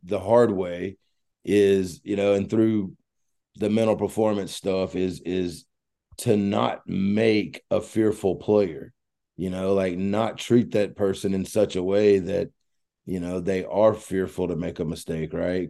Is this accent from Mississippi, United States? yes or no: yes; Mississippi, United States; I grew up in Mississippi